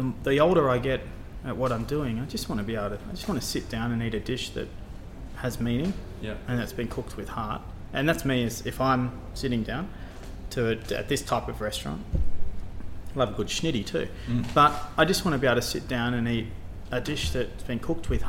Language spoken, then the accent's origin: English; Australia; moved away as an adult; when I grew up cooking, I was cooking French cuisine and Italian cuisine in my own country